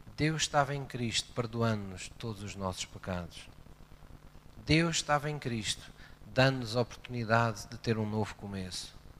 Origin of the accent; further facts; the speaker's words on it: Portimão, Algarve, Portugal; also born or lived in Tavira; quando era miúdo, eh, eu vivia em Portimão, mas eu nasci em Tavira.